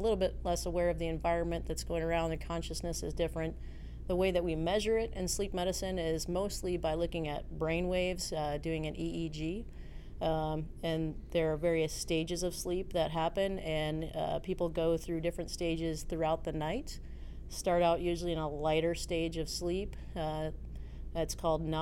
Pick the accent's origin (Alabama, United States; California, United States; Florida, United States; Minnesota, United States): Minnesota, United States; moved away as an adult; also born or lived in Tacoma, Washington; I grew up in Minnesota